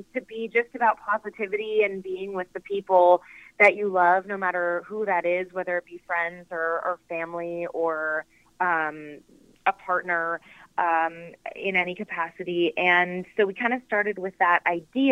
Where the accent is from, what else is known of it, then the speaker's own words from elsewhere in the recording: Canada; now in California, United States; I grew up in Canada, and we spent all our Christmases in Toronto